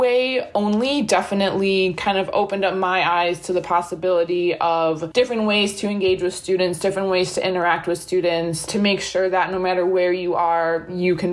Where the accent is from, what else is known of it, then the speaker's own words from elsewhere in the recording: Wisconsin, United States; also born or lived in Ohio / Milwaukee; I'm from Wisconsin originally, went to college in Ohio